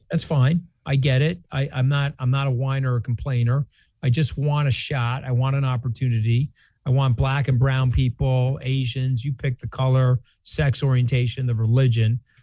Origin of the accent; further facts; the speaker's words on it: New York, United States; I am a New Yorker